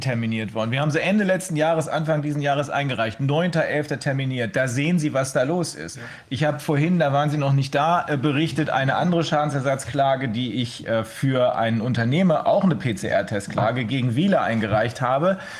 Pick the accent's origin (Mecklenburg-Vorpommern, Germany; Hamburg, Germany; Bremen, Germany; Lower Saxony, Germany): Bremen, Germany; bei uns in Bremen